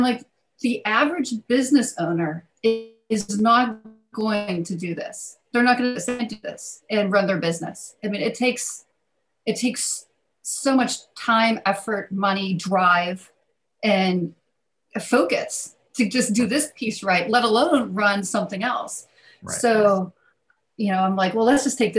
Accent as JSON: {"language": "English", "area": "outside of Pittsburgh", "region": "Western Pennsylvania", "country": "United States", "tie": "born or raised there", "also_born_or_lived": "Philadelphia", "moved": "as an adult", "said": "I was raised in Western Pennsylvania, outside of Pittsburgh, in a small coal mining town"}